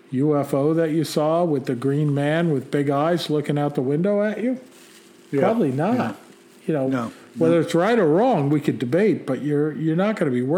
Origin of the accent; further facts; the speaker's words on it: Long Island, New York, United States; moved away; I was born in New York on Long Island, where my brother is now